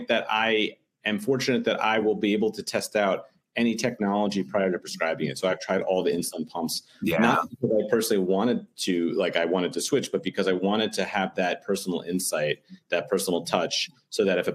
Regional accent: New York City, New York, United States; I'm born and raised in New York City in the Upper West Side.

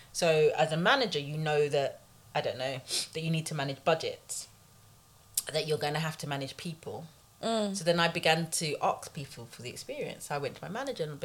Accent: London, United Kingdom; I grew up in Tottenham

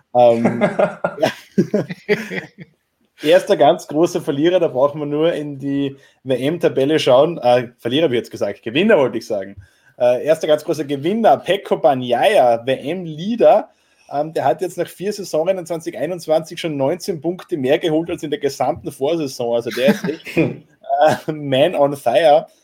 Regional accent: Austria; als Österreicher

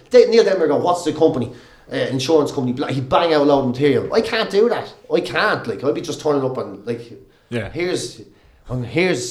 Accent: Ireland; growing up in Ireland

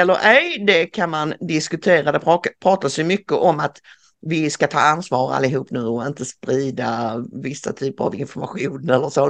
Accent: Sweden

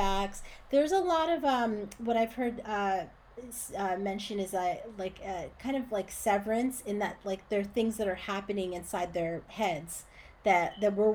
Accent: Northern New Jersey, United States; moved away as an adult; also born or lived in Boston / New York; now in Los Angeles, United States; I'm from Northern Jersey

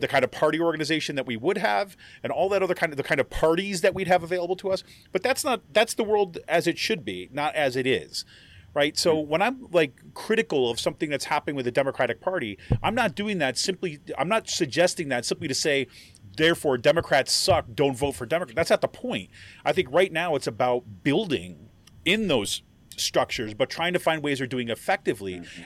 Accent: Utica, New York, United States; also born or lived in Southwest Ohio / Washington, D.C.; now in Pennsylvania, United States; I grew up in kind of like central New York and Utica, New York

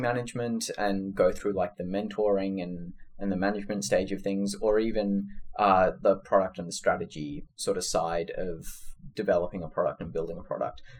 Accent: Sydney, New South Wales, Australia; moved away as an adult; also born or lived in California; now in San Francisco, United States; I was born and raised in Sydney

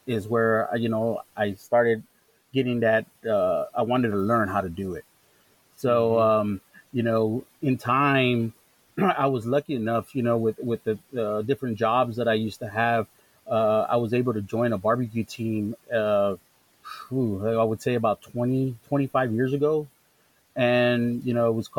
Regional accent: Chicago, Illinois, United States; moved away; also born or lived in Pasadena, Texas; I was born and raised in Chicago

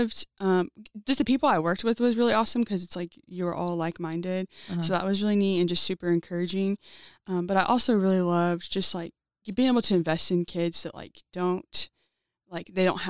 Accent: Pine Grove, Kentucky, United States; I'm from Pine Grove, Kentucky, which is outside of Elizabethtown

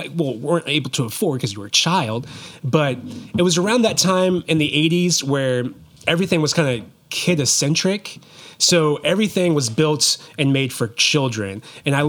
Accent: Brookfield, Missouri, United States; also born or lived in Columbia, Missouri; I did most of my growing up in Brookfield, but I was actually born in Columbia, Missouri

